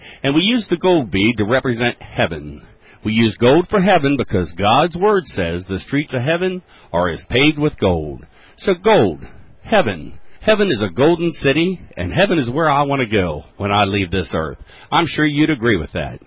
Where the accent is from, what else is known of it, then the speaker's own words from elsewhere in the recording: Westminster, Maryland, United States; I am from Westminster, Maryland